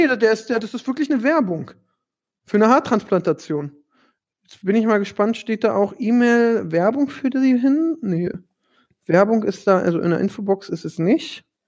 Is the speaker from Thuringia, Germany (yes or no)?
no; Berlin, Germany